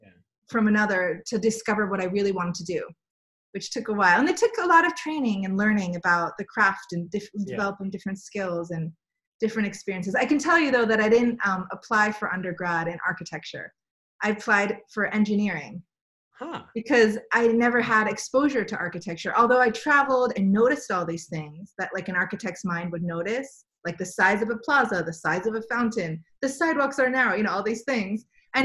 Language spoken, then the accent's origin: English; Pennsylvania, United States; I'm one of those people that don't really have a hometown. I grew up, for the most part, outside Philadelphia, in one of those like suburbs, like urban suburbs.